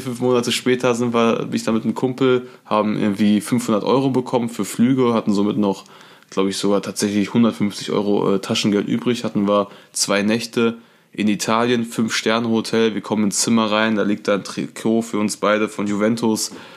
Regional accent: Issum, North Rhine-Westphalia, Germany; Ich komme ja aus Issum. Issumistan? Issumistan, genau. Und äh, ist an der holländischen Grenze.

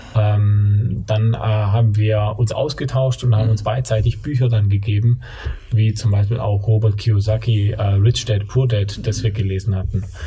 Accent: Allgäu, Bavaria, Germany; accent: Swabian (not very strong); now in Stuttgart, Germany; ich bin geboren im Allgäu und aufgewachsen, ähm, schwäbischer Dialekt jetzt nicht ganz so stark, bin aber stolzer Stuttgarter

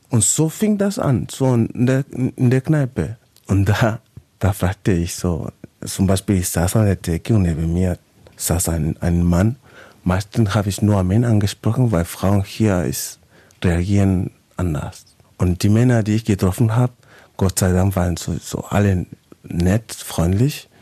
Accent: Valparaíso, Chile; German is a second language; moved away as an adult; also born or lived in Oldenburg, Germany; now in Germany; ich komme ja aus Valparaiso, ist eine mhm. Hafenstadt, so wie Hamburg.

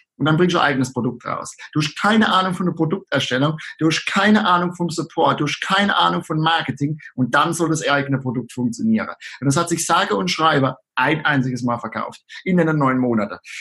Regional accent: Rhineland-Palatinate, Germany; accent: Palatine; an meinem Dialekt kann man es äh, unschwer erkennen, dass ich aus der schönen Südpfalz komme

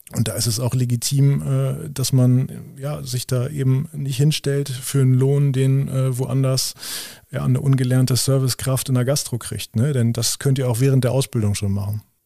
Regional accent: Lower Saxony, Germany; bei uns in Niedersachsen

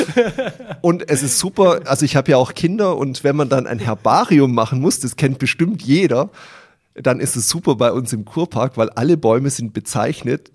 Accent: Bad Mergentheim, Baden-Württemberg, Germany; wir haben auch noch ein eigenes Bier in unserer Stadt

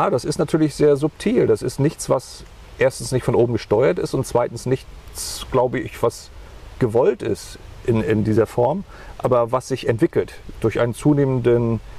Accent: Germany; Ich bin ein Kind der Wende. Äh, wir sind in der DDR aufgewachsen

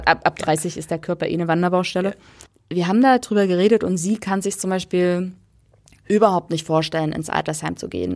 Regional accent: East Germany, Germany; ich bin Ossi

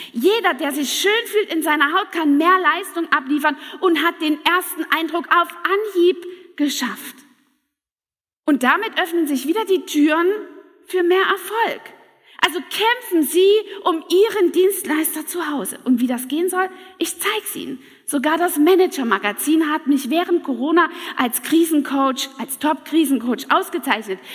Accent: Saxony, Germany; moved away; also born or lived in Hunsrück; aus Sachsen, aus meinem Heimatland

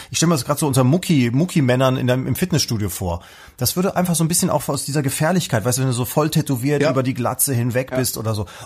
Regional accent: West Germany, Germany; wie gesagt, aufgewachsen wachsen im Westen

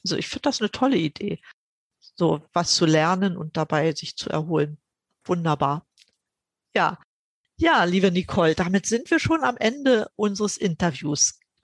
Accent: GDR, East Germany, Germany; Ich bin ja in der DDR aufgewachsen.

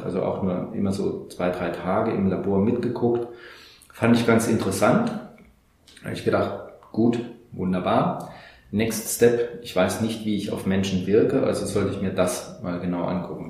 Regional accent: Saarland, Germany; hier bei uns im Saarland ähm, gibt es sehr viel ähm, Hütten- und äh, Bergbauindustrie und ich hatte damals, also das war 1984, die Ausbildung

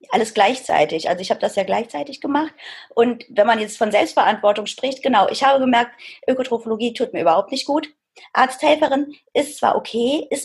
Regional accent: Reit, Germany; Ich komme ursprünglich aus Reit, das ist ein kleiner Ort, und äh, bin da auch zur Schule gegangen und habe da mein Abitur gemacht

